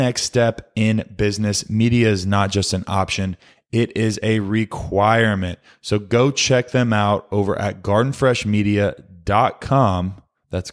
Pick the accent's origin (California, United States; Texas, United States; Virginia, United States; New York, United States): Texas, United States; Dallas-Fort Worth area; I also spent my time in the DFW area growing up.